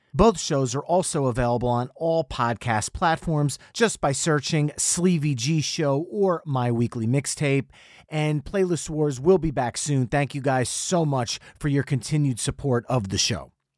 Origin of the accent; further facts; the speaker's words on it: New Jersey, United States; we're from New Jersey.